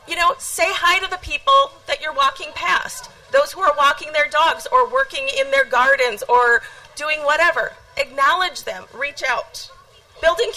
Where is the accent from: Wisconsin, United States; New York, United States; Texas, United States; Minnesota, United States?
Wisconsin, United States; Eau Claire; Growing up in Eau Claire, I was constantly surrounded by people who looked and talked like I was